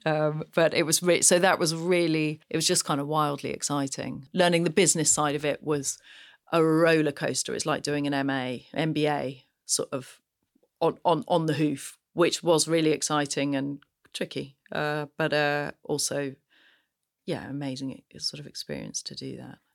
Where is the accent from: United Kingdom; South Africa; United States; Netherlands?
United Kingdom; Gloucestershire, South West England; I grew up on the side of a very windy little hill in Gloucestershire